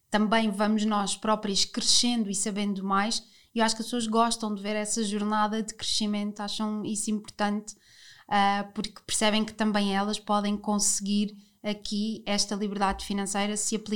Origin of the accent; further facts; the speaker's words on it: Lisbon, Portugal; eu, que sou lisboeta, saí de Lisboa pela primeira vez. Eu nunca estudei fora, eu nunca hum, sei lá, nunca tive assim, nunca morei noutro sítio, portanto sempre morei em Lisboa.